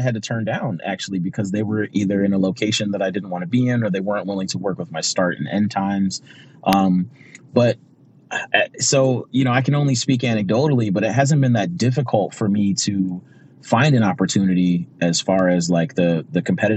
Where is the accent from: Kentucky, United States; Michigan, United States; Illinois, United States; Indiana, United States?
Michigan, United States; Pontiac; moved away as an adult; I grew up in Pontiac, Michigan, which for those of you that don't know, it's a suburb of Detroit